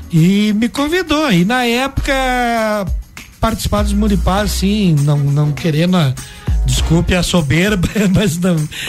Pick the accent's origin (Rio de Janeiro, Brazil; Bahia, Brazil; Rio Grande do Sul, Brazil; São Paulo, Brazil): Rio Grande do Sul, Brazil; Vacaria; born there; now in Lages, Brazil; Eu nasci em Vacaria, mas eu me considero lagiano, porque tudo que eu sei de, de arte, de cultura, de tradição, eu aprendi aqui.